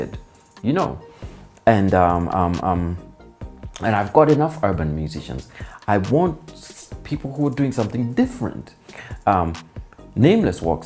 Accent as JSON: {"language": "English", "country": "Kenya", "said": "we're used to, you know, Kenyans"}